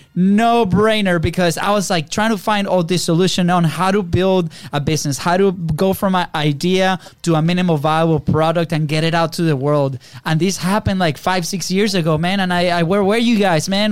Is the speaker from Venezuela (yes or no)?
yes; Venezuela; now in United States; we're from Venezuela, right? So we're you know same thing, South America, third world country